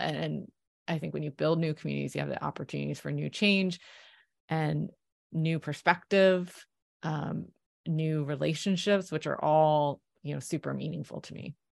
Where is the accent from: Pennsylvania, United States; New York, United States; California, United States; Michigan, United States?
Pennsylvania, United States; Philadelphia; I'm from Philly